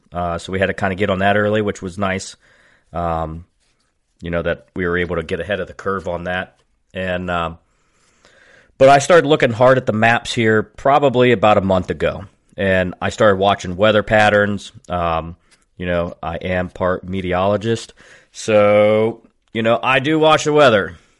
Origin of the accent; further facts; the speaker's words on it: Dover, Ohio, United States; I am a fireman from Dover, Ohio.